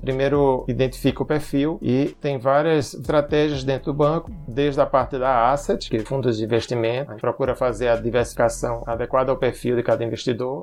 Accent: Pernambuco, Brazil; Eu sou pernambucano, o sotaque não nega

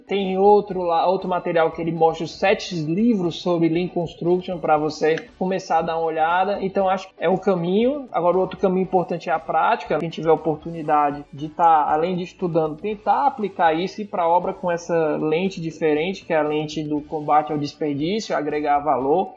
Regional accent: Ceará, Brazil; A gente fala, não, do Ceará

